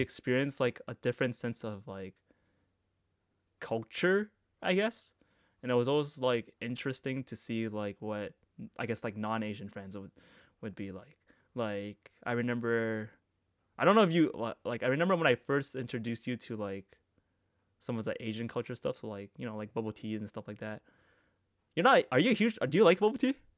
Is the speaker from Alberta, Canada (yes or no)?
no; Markham, Ontario, Canada; I grew up in Markham.